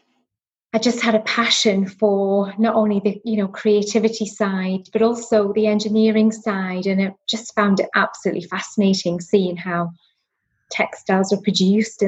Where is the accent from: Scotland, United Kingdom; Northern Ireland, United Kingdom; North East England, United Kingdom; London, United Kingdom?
North East England, United Kingdom; Northumberland; accent: Newcastle twang; moved away as an adult; now in Cheshire, United Kingdom; I'm from the northeast. I grew up in Northumberland.